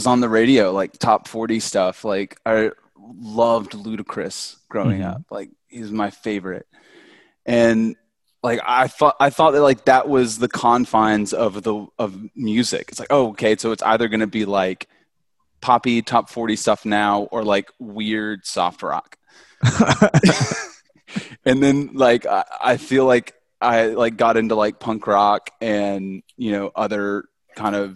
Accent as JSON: {"language": "English", "town": "Birmingham", "region": "Alabama", "country": "United States", "tie": "born or raised there", "said": "we're both basically from Birmingham"}